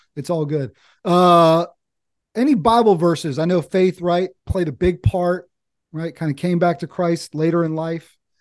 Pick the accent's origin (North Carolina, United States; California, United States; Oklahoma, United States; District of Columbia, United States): North Carolina, United States; Eastern; I'm over here in Eastern North Carolina. I grew up in Eastern North Carolina.